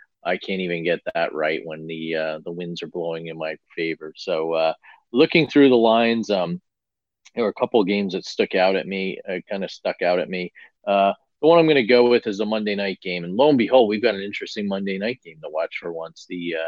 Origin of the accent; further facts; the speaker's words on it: New Jersey, United States; now in West Coast, United States; my days as a youngster growing up in North Jersey, just across the river from New York City.